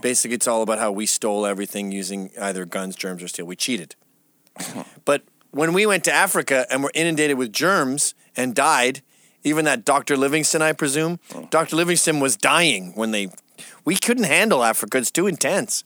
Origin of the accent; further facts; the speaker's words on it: England, United Kingdom; I was born in England